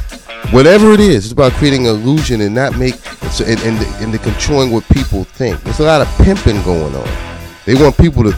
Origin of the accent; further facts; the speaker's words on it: New Jersey, United States; I grew up around Haitians when I was in Jersey growing up.